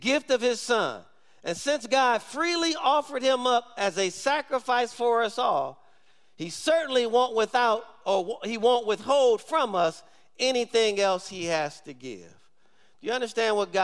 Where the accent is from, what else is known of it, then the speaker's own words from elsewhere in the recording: Michigan, United States; moved away; we grew up in Michigan, I actually know how to drive in ice and snow